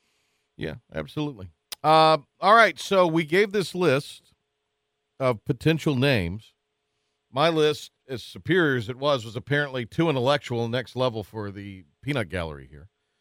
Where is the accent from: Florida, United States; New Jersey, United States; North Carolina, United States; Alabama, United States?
North Carolina, United States; Kinston; K-Town, my hometown